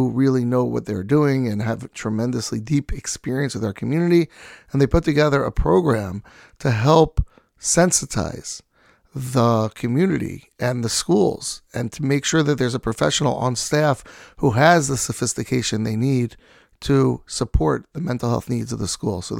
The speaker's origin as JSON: {"language": "English", "town": "New York City", "region": "New York", "country": "United States", "tie": "born or raised there", "said": "Grew up in Staten Island, New York."}